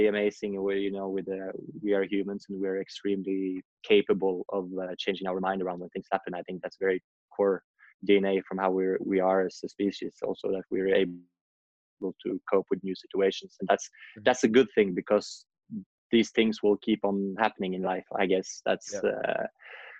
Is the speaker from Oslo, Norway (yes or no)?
yes; Oslo, Norway; I grew up in Norway, in Oslo, the capital